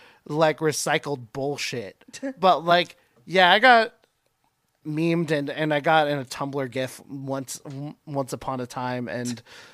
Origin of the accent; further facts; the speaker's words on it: Tacoma, Washington, United States; also born or lived in Bonney Lake, Washington; as someone who has grown up in Tacoma. This is my home. I work in Seattle, but Tacoma has been my scene forever.